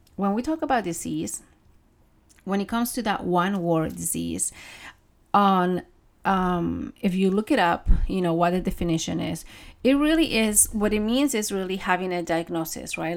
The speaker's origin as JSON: {"language": "English", "country": "Peru", "tie": "born or raised there", "moved": "yes", "said": "I grew up in Peru. I grew up with my grandparents"}